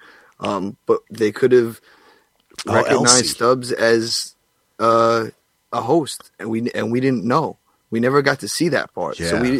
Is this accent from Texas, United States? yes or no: no; Long Island, New York, United States; I'm not from Staten, Italy. I'm from Long Island, cuzzo.